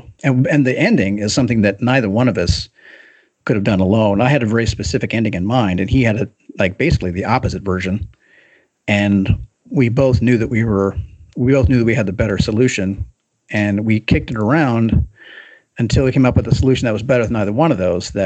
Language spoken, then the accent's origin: English; Kentucky, United States; moved away; I grew up in Kentucky